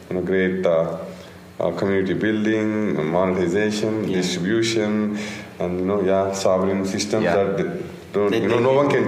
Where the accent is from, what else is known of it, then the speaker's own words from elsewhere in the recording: India; we are from India